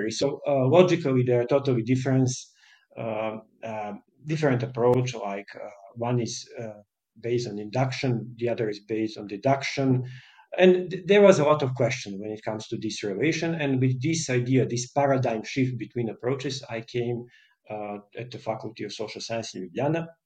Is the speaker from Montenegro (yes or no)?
yes; Podgorica, Montenegro; I'm from Montenegro and I, I lived in Podgorica.